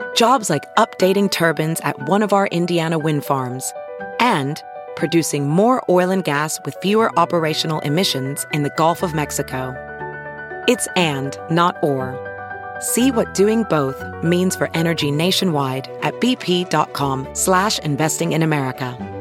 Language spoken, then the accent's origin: English; French Polynesia; moved away as an adult; also born or lived in France / Montana; I'm from Tahiti